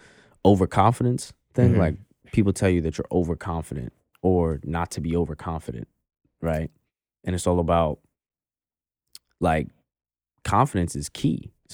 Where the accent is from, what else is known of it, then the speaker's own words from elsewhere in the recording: Florida, United States; also born or lived in New York; So I was born in New York, but I lived here up until I was 10, and then I moved to Florida. From 10 to 18, I lived in Florida, like my formative years.